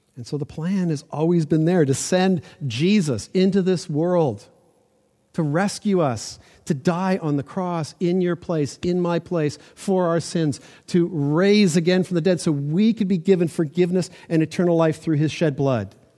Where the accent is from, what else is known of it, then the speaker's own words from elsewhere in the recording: Toronto, Ontario, Canada; I grew up in Toronto